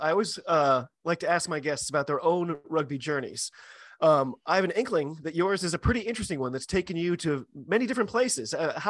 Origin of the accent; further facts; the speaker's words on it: United States; I'm an American rugby fan